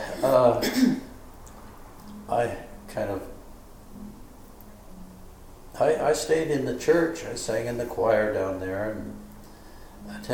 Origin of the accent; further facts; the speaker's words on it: Rogue River Valley, Southern Oregon, United States; moved away as an adult; now in Seattle, United States; I grew up in Southern Oregon, in the Rogue River Valley